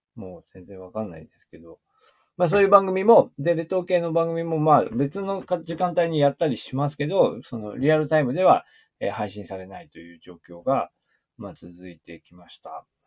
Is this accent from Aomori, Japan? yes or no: yes; Aomori, Japan; now in Niigata, Japan; 私は青森県の出身